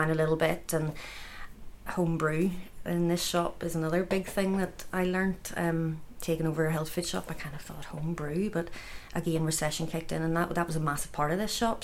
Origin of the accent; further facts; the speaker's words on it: Dundonald, Northern Ireland, United Kingdom; I grew up in Dundonald, just up the road